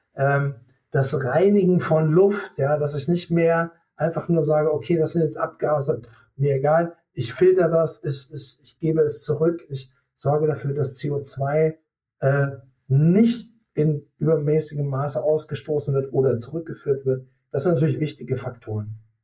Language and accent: German; Germany; wir als Deutsche